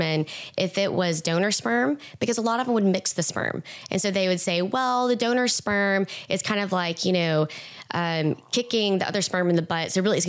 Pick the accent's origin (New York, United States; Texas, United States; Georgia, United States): Texas, United States; East; I'm from East Texas